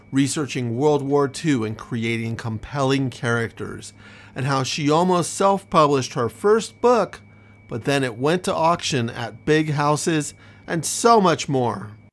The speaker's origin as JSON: {"language": "English", "town": "San Francisco", "region": "California", "country": "United States", "tie": "born or raised there", "lives_now": "Los Angeles, United States", "said": "I grew up in San Francisco, so I'm very used to fog and cold and dreary"}